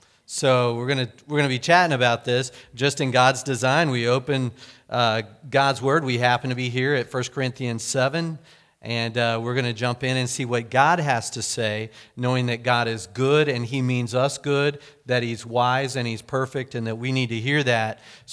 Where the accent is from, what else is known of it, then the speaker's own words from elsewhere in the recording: Hominy, Oklahoma, United States; when I was growing up in Oklahoma, the little town that I lived in grade school is Hominy.